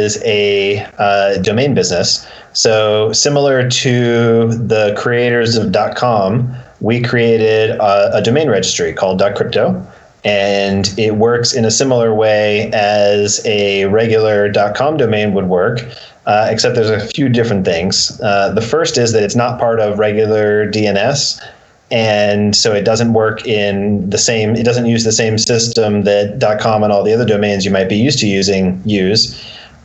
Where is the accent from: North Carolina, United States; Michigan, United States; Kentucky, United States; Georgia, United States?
Georgia, United States; Atlanta; I'm from Atlanta